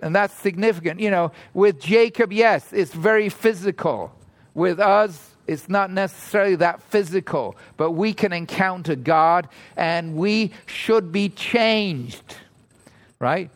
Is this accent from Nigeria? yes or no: no; England, United Kingdom; now in Toronto, Canada; I grew up in England